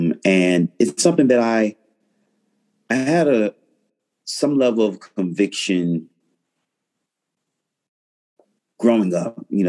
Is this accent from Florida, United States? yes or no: yes; Florida, United States; I'm a Floridian.